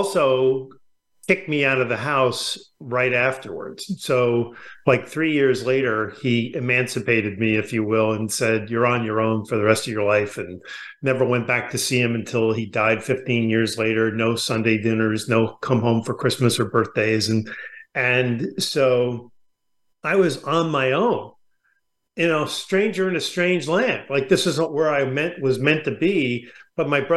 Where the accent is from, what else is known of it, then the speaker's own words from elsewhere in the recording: New York, United States; also born or lived in California; now in La Jolla, United States; I grew up in New York